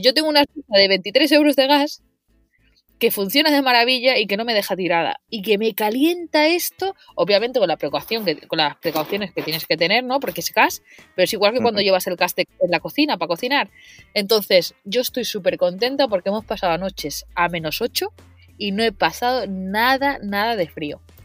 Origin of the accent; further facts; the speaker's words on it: Mataró, Catalonia, Spain; yo soy de Mataró